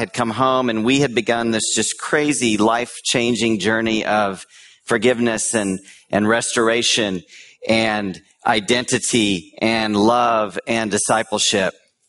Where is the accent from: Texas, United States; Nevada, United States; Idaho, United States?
Texas, United States; Austin; now in San Francisco, United States; I grew up here in Austin, so it's good to be home.